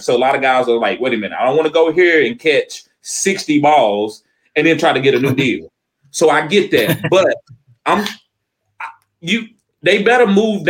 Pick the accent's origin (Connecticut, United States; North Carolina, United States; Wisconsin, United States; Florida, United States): North Carolina, United States; I'm from North Carolina.